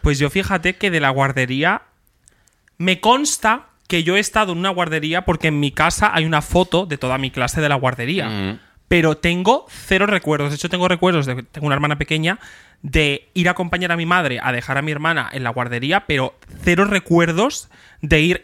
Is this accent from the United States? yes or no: no; Extremadura, Spain; en mi pueblo había dos colegios y dos institutos y básicamente de un del Sotomayor y Terrazas te ibas al Carande